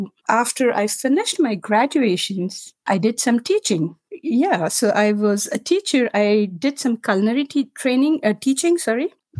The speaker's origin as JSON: {"language": "English", "region": "Maharashtra", "country": "India", "first_language": "Marathi", "second_language": "English", "said": "Marathi is my mother tongue back in India, and I'm a literature graduate."}